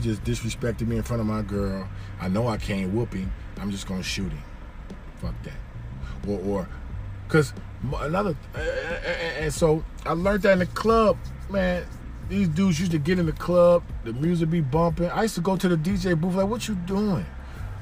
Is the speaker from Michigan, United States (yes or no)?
yes; Detroit, Michigan, United States; also born or lived in Miami, Florida; I grew up in Detroit, Michigan in the 80s